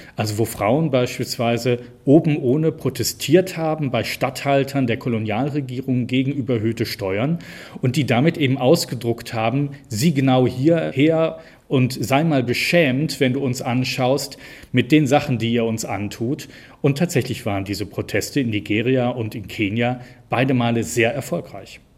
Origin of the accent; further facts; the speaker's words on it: Cologne, North Rhine-Westphalia, Germany; also born or lived in Bergisches Land; ich komme ja gebürtig aus Köln